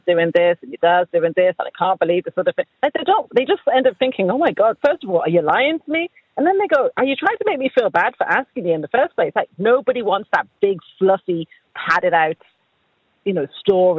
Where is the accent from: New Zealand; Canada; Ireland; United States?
Ireland; our culture as Irish people